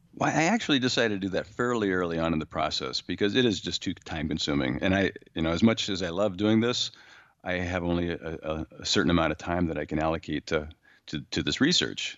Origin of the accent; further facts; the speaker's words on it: San Diego, California, United States; moved away; I grew up in San Diego